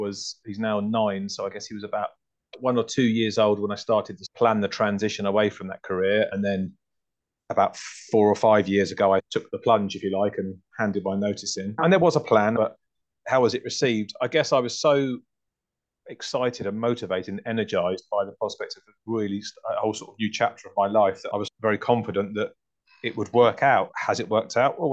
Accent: Hertfordshire, East of England, United Kingdom; moved away as an adult; also born or lived in North London; now in Twickenham, United Kingdom; I was born in North London. I grew up in Hertfordshire.

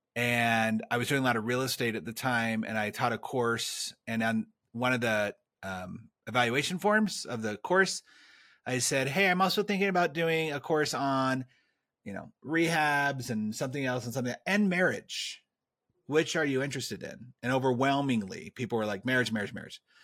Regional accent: California, United States; I grew up in California

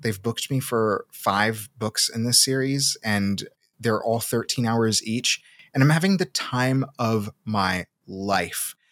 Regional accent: Seattle, Washington, United States; accent: Pacific Northwest; also born or lived in Salvador, Brazil / Massachusetts; I was born in Salvador, and I came to Seattle pretty young. I grew up there, so that's where a lot of, that's where a lot of my accent comes from, is the Pacific Northwest

